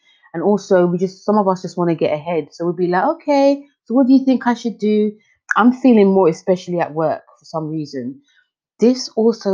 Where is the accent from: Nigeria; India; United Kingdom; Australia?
United Kingdom; London; I'm from London